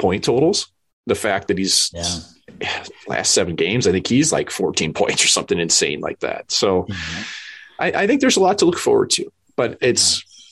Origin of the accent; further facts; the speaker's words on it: St. Louis, Missouri, United States; I grew up in St. Louis